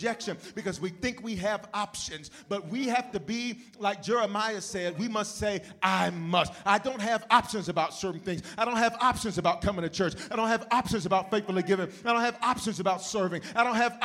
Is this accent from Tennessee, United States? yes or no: yes; Memphis, Tennessee, United States; now in Denver, United States; I'm born in Denver, raised in the South, raised in Memphis. That's why I claim the South